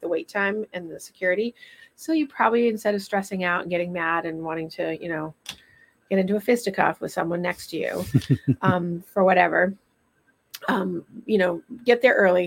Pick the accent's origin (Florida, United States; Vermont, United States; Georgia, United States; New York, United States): Vermont, United States; moved away; I'm originally from Vermont